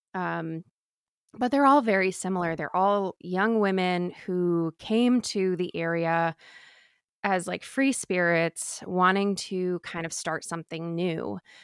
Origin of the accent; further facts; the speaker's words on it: Maine, United States; I'm from Maine